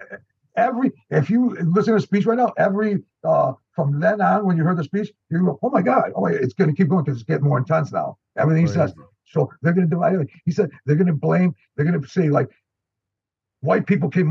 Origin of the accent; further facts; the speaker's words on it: Chicago, Illinois, United States; also born or lived in Greece; I grew up in Kedzie and Lawrence in the 70s, Albany Park